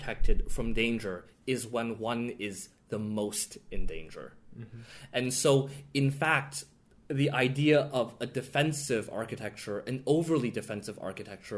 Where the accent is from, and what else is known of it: United States